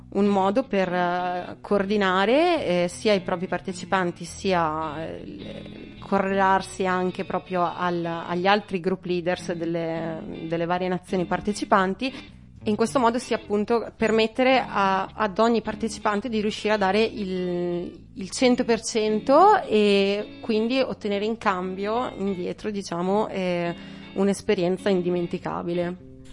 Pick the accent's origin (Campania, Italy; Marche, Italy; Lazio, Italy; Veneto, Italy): Veneto, Italy; Feltre; ho 28 anni, vengo da Feltre